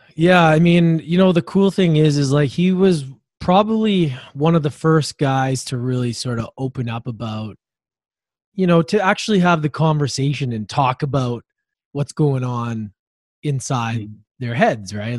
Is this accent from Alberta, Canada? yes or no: yes; Edmonton, Alberta, Canada; moved away; also born or lived in Victoria, British Columbia; I was born and raised in Edmonton, but grew to, moved to the island, Vancouver Island, Victoria.